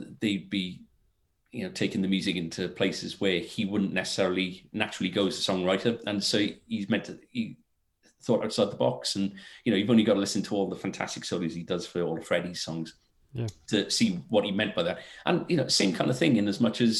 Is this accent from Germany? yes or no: no; Wales, United Kingdom; being Welsh